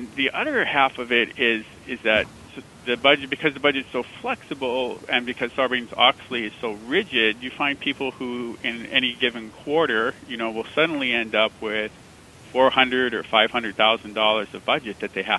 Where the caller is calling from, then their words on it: San Francisco, California, United States; San Francisco.